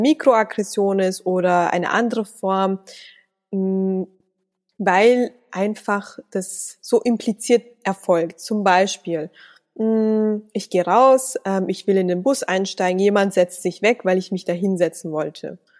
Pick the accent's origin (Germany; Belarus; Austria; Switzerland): Austria; Salzburg; schließlich bin ich in Salzburg geboren und aufgewachsen und ich bezeichne das als mein Heimatland.